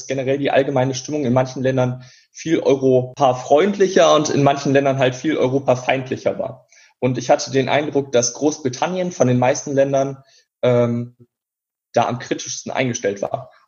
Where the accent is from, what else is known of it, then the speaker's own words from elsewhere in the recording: Remscheid, North Rhine-Westphalia, Germany; in meinem Heimatort in Remscheid gibt es halt eine Zeitung